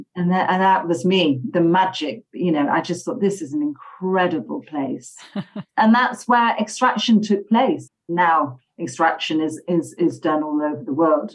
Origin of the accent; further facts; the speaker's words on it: Halifax, Yorkshire and the Humber, United Kingdom; now in London, United Kingdom; I'm from the countryside in Yorkshire. Okay. Um, it's a small town called Halifax